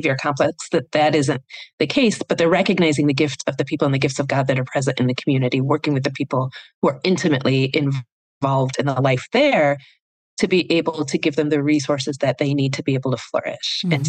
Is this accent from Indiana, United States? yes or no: no; Iowa, United States; growing up in Iowa